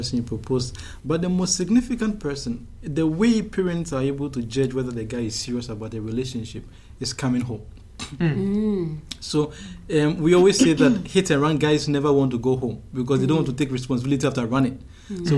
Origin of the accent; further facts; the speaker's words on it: Ghana; now in Osaka, Japan; I'm from Ghana